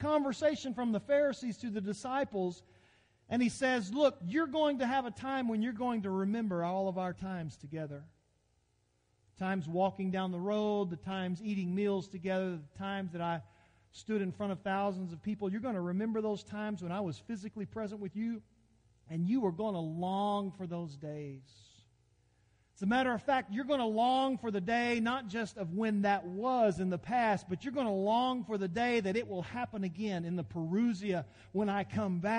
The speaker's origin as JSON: {"language": "English", "country": "United States", "said": "I'm an American"}